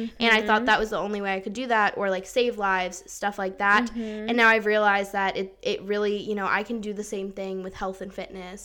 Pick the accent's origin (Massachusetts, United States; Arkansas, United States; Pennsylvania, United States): Pennsylvania, United States; outside Philadelphia; moved away as an adult; also born or lived in Germany; now in Charleston, United States; grew up right outside of Philly, and now I go to the College of Charleston